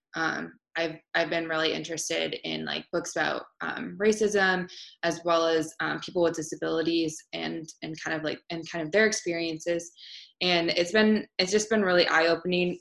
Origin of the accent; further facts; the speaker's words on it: Marshalltown, Iowa, United States; it was my hometown